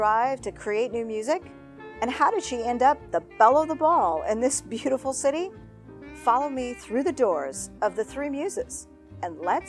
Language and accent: English; Portland, United States; I'm from Portland, and let's just say that when I grew up, it wasn't very culturally mixed.